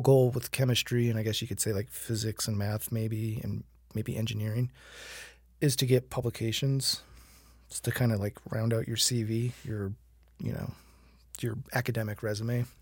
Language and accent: English; Fort Myers, Florida, United States; moved away; I hail from Fort Myers, Florida